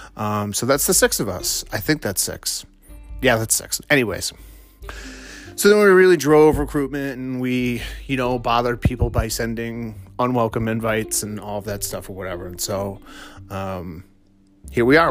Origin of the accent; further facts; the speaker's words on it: Massachusetts, United States; also born or lived in Vermont; I'm from Massachusetts, um, born and raised